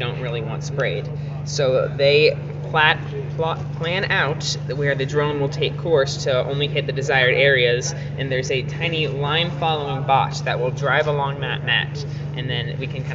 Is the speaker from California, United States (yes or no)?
no; Clark County, Ohio, United States; I'm also from Clark County, Ohio. I'm a high school senior